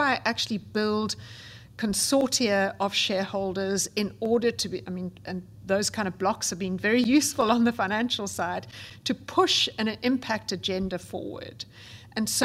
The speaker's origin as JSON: {"language": "English", "country": "South Africa", "tie": "born or raised there", "said": "I grew up, as you can gather from my accent, in South Africa"}